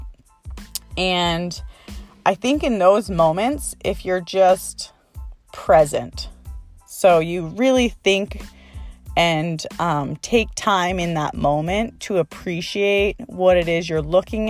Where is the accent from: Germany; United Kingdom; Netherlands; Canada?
Canada; now in Maui, United States; I'm originally from Canada and I love going home to Canada